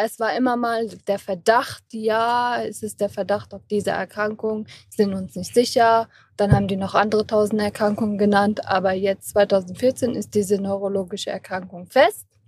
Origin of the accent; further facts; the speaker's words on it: Kassel, Hesse, Germany; ich komme aus Kassel